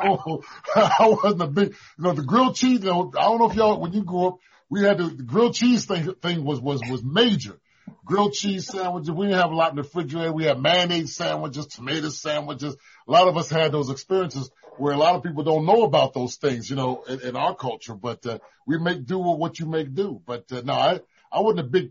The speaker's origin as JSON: {"language": "English", "town": "Philadelphia", "region": "Pennsylvania", "country": "United States", "tie": "born or raised there", "said": "I grew up in South Philly"}